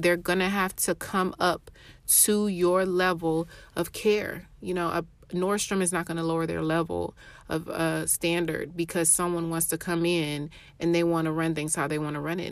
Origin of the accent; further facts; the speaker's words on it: Atlanta, Georgia, United States; I'm from Atlanta, Georgia